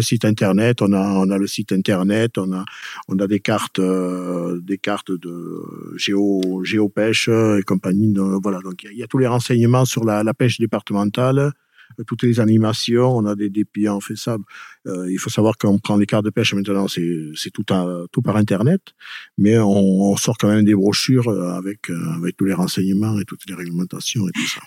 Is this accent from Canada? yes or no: no; Pouillon, Nouvelle-Aquitaine, France; moved away as an adult; now in Peyrehorade, France; Je suis pas originaire de Peyroade. Je suis originaire de Pouillon